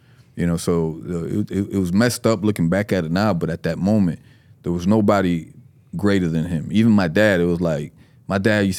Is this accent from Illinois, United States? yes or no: no; East Fort Myers, Florida, United States; also born or lived in Puerto Rico; East Fort Myers was the first place that we came to from Puerto Rico. So if I always refer to that and say, just a young Puerto Rican kid from East Fort Myers, because that was our stomping ground